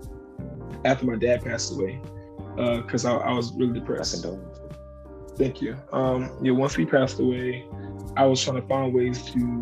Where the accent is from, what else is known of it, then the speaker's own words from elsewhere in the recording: Jacksonville, Florida, United States; also born or lived in Orlando, Florida; I'm from Jacksonville, Florida